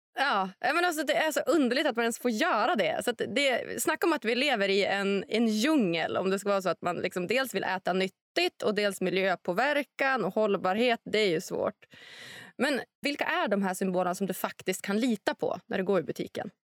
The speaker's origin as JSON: {"language": "Swedish", "country": "Sweden", "said": "om jag som svensk"}